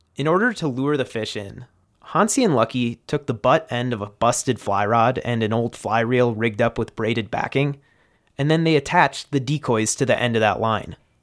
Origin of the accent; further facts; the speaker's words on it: Midwest, United States; as a Midwesterner